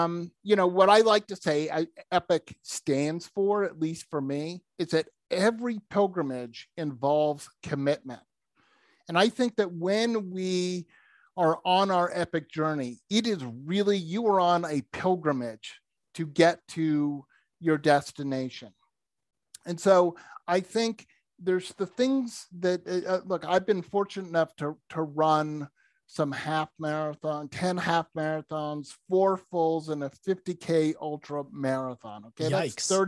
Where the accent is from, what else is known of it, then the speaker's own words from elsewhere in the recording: Massachusetts, United States; First of all, growing up, I grew up in outside of Boston, Massachusetts.